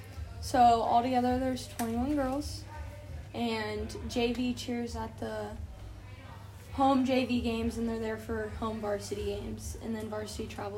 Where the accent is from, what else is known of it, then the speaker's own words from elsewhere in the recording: Monticello, United States; I've always lived here.